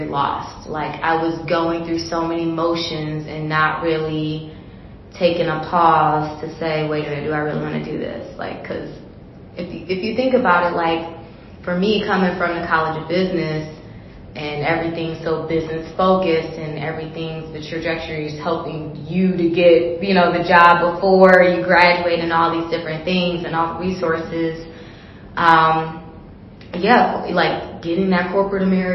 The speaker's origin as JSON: {"language": "English", "town": "Detroit", "region": "Michigan", "country": "United States", "tie": "born or raised there", "moved": "yes", "lives_now": "Chicago, United States", "said": "I was born and raised in Detroit, Michigan. I currently live in Chicago now, and I live in several states in between."}